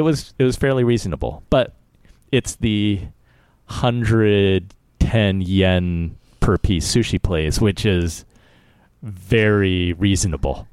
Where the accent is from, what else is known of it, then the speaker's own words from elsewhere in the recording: United States; I was born here